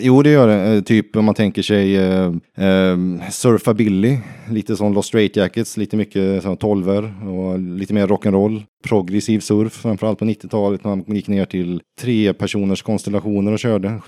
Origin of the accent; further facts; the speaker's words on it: Vänersborg, Västra Götaland, Sweden; also born or lived in United States; i Vänersborg då, där jag kommer ifrån.